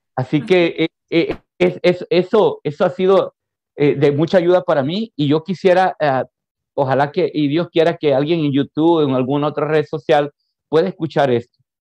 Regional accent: San Vicente, El Salvador; moved away as an adult; now in Houston, United States; yo soy del, del, interior del país, exactamente de San Vicente. Ahí me crié. Ahí me crié, así que me considero 100% vicentino.

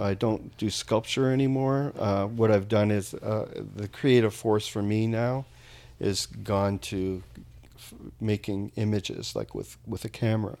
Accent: Niagara Falls, Ontario, Canada; moved away as an adult; I grew up there, uh, till I was twenty

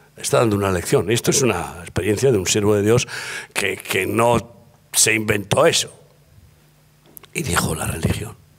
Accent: Spain; como buen español y, medio vasco

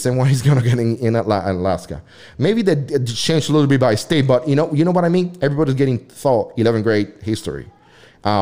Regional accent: Puerto Rico; English is a second language; now in United States; I'm from Puerto Rico and I come from a very mixed family

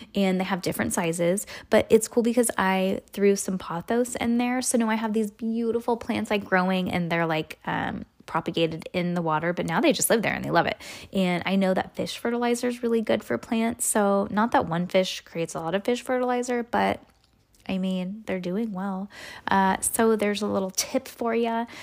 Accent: California, United States; We are from California

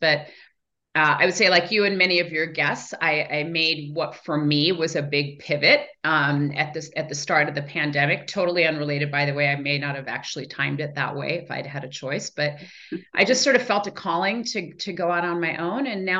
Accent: Iran; born there; I'm the oldest of four girls. I was born actually in Iran.

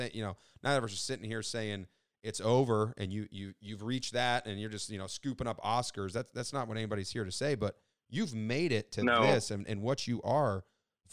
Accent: Youngstown, Ohio, United States; I'm from Northeast Ohio, Youngstown

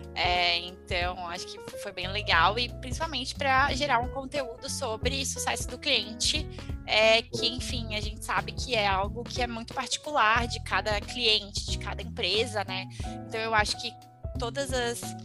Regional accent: Florianópolis, Santa Catarina, Brazil; sou de Floripa, né, então fiz aqui em Florianópolis

